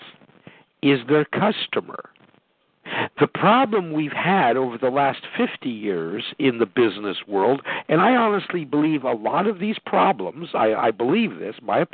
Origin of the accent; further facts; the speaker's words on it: Chicago, Illinois, United States; I grew up in South Chicago